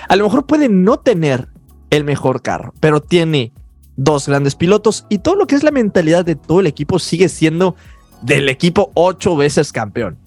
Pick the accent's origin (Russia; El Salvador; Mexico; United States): Mexico; como mexicanos